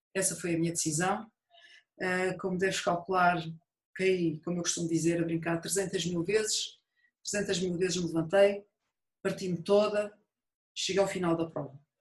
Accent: Montijo, Setúbal, Portugal; eu nasci e vivi no Montijo na altura

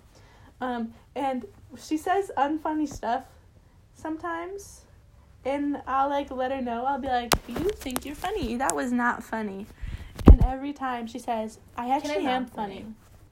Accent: Wisconsin, United States; Thresa is the name of the town that it's in Wisconsin

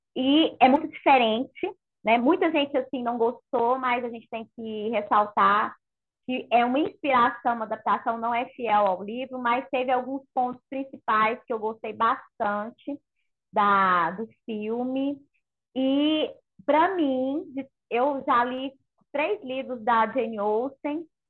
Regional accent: Goiânia, Goiás, Brazil; Goiânia é quente, gente. Eu sou de Goiânia

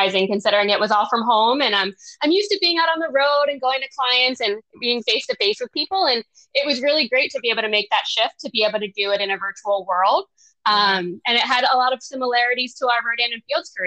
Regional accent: Philadelphia, Pennsylvania, United States; now in Maryland, United States; I'm from Philadelphia, Pennsylvania

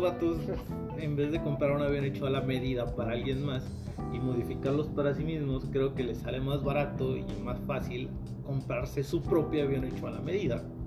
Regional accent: Mexico; como mexicano promedio, yo, al igual que mucha gente que conozco, vivimos en pinches departamentos, casitas de Infonavit

